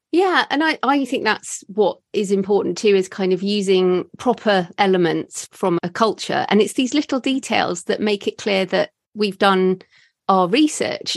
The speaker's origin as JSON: {"language": "English", "country": "United Kingdom", "said": "as a British white woman"}